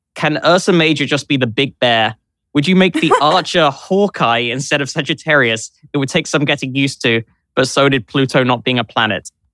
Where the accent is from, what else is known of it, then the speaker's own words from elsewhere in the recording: London, United Kingdom; I grew up in London